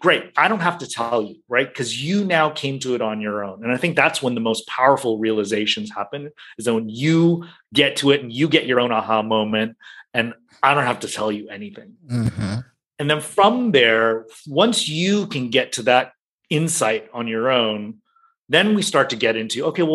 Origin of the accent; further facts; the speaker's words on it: United States; moved away as an adult; now in Hong Kong, China; I was born and raised in the US, I spent a lot of time in the US